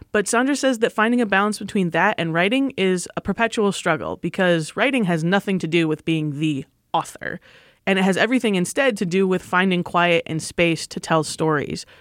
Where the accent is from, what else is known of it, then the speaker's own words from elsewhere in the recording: Michigan, United States; moved away; I grew up in Michigan